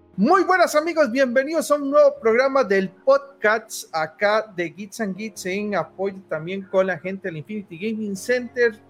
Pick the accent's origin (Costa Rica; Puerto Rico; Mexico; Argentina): Costa Rica; soy costarricense